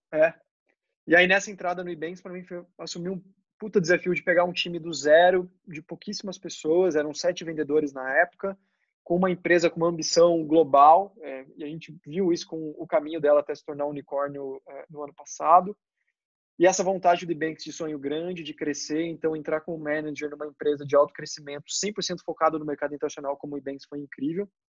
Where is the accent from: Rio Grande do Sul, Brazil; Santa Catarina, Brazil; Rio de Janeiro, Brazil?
Santa Catarina, Brazil; Joinville; moved away as an adult; also born or lived in Londrina / São Paulo; eu nasci em Londrina, mas a minha família inteira é de São Paulo. Com 5 anos de, de, idade, eu me mudei para Joinville, que fiquei até os 20